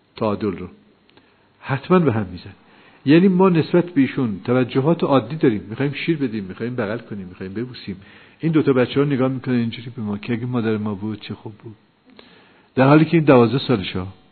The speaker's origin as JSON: {"language": "Persian", "country": "Iran", "said": "ما ایرانی هستیم"}